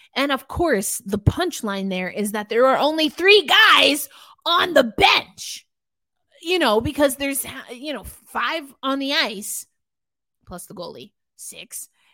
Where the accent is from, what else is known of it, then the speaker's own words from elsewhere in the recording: New York, United States; growing up in New York